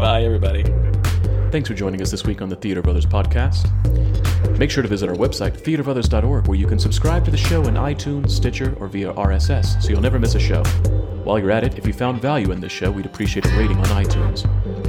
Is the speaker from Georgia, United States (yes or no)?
yes; Georgia, United States; moved away; my heart and my soul is in Georgia, my my home state where I was born